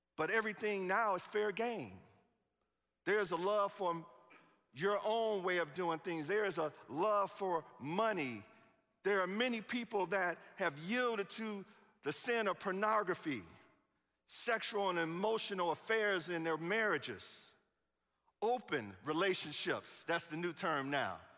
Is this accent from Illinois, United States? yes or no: yes; Chicago, Illinois, United States; I'm from Chicago.